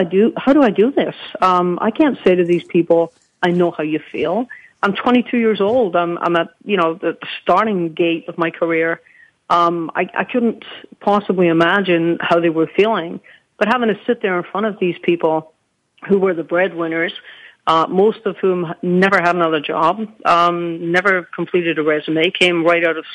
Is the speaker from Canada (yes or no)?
no; Scotland, United Kingdom; moved away; growing up in Scotland as a child wasn't always easy back then